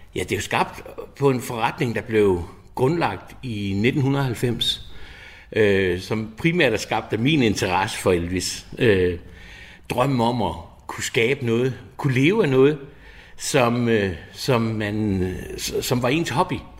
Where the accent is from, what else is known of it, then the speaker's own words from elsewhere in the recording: Odense, Southern Denmark, Denmark; Jeg er født og opvokset i Odense